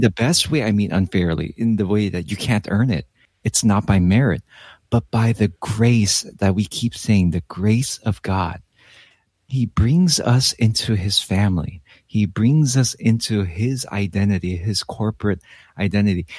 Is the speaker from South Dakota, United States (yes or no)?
no; Los Angeles, California, United States; I am Korean American, uh, but I was born and raised in Los Angeles